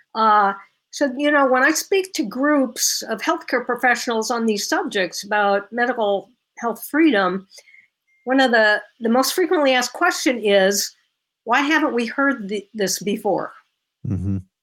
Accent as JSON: {"language": "English", "region": "Illinois", "country": "United States", "tie": "born or raised there", "said": "I was born and raised in Illinois."}